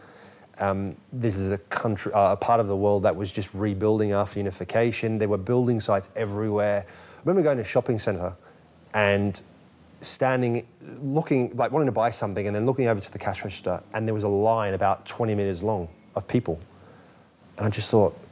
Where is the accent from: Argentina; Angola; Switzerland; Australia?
Australia; moved away as an adult; also born or lived in Germany; now in England; I went from Australia to Germany for 2.5 years